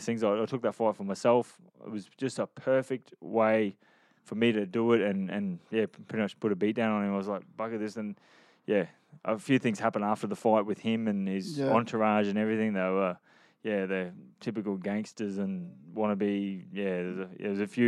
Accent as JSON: {"language": "English", "region": "Queensland", "country": "Australia", "said": "I come from Queensland, Australia"}